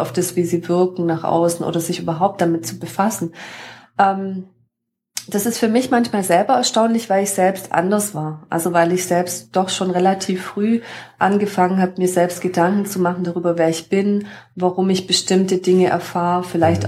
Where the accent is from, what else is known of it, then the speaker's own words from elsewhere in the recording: Überlingen, Baden-Württemberg, Germany; ich komme hier aus der Region vom Bodensee, von Überlingen